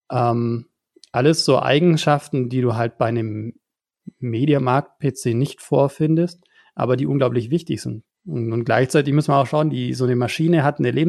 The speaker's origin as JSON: {"language": "German", "region": "Bavaria", "country": "Germany", "said": "Also ich, ich komme hier aus dem Allgäu, sehr, sehr weit weg von, von eurer Homebase."}